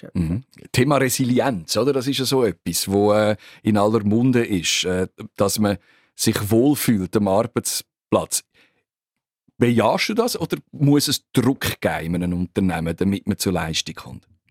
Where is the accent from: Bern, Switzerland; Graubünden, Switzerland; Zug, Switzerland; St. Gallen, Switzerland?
Zug, Switzerland; ich komme aus dem Kanton Zug